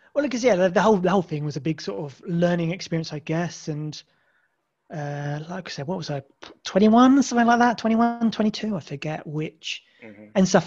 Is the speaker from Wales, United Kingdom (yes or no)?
no; Isle of Wight, South East England, United Kingdom; I'm from the Isle of Wight.